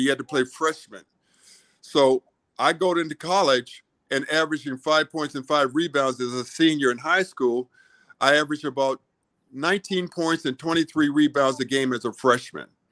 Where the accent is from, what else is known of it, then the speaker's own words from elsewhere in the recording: Washington, District of Columbia, United States; I grew up in Washington, D.C.